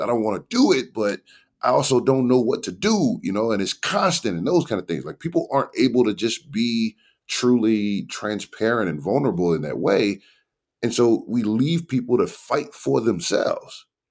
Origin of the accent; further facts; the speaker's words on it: New Orleans, Louisiana, United States; moved away as an adult; also born or lived in Nashville; I grew up in New Orleans, Louisiana during a time when it was the murder capital of the world